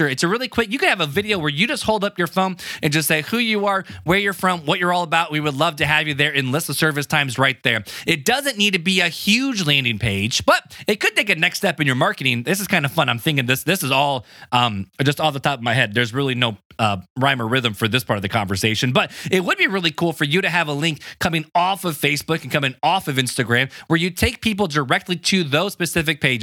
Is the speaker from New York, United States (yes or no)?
no; Hammond, Indiana, United States; I grew up in Hammond, Indiana